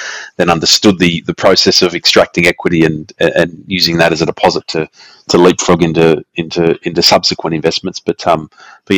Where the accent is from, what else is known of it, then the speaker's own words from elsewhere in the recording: Sydney, New South Wales, Australia; I grew up in the southwest of Sydney. In the suburbs of in and around Fairfield and further on down in Liverpool.